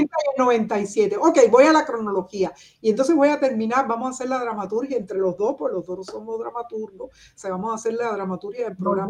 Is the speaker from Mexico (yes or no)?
no; Cuba; moved away as an adult; also born or lived in Soviet Union; now in Berlin, Germany; cómo somos los cubanos